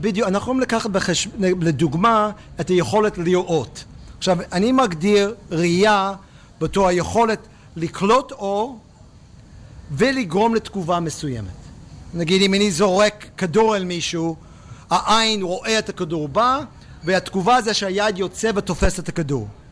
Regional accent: Pittsburgh, Pennsylvania, United States; Hebrew is a second language; moved away as an adult; also born or lived in Jerusalem, Israel; now in Israel; בפיטסבורג איפה שגדלתי

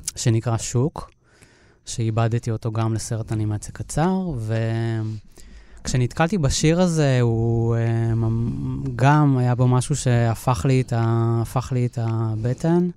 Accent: Moshav Ganot Hadar, near Netanya, Central District, Israel; also born or lived in Montreal, Canada; אני גדלתי במושב ליד נתניה

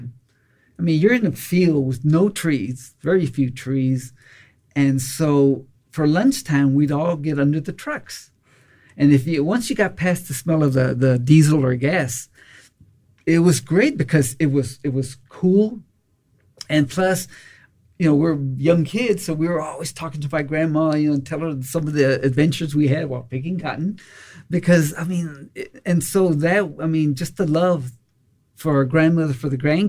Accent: Austin, Texas, United States; also born or lived in Robstown, Texas / Sierra Leone / Afghanistan; I lived in Austin all my life, most of all my life, went to elementary, junior high, high school, and graduated from University of Texas

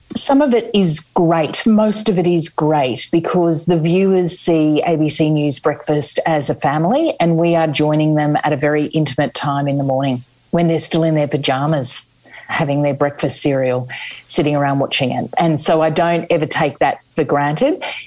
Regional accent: Australia; now in United Kingdom

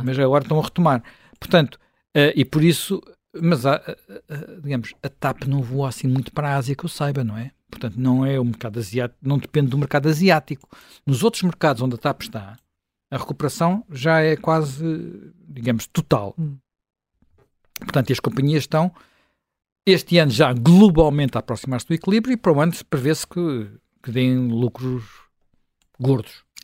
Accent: Portugal; eu sou um português, sou um português contribuinte

